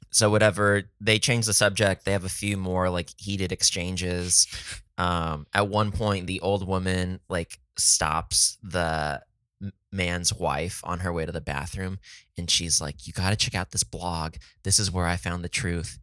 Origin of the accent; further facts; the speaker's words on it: San Diego, California, United States; Oh, it's San Diego.